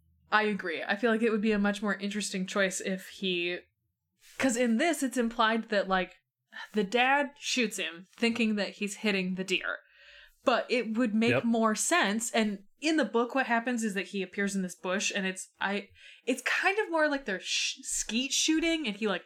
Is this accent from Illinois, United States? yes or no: yes; Chicago, Illinois, United States; I'm from Chicago and I don't like hunting.